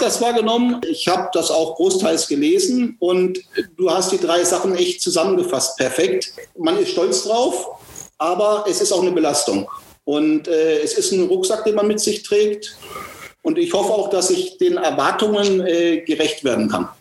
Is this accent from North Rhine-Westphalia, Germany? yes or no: no; Marsch, Baden-Württemberg, Germany; Ich bin in Marsch aufgewachsen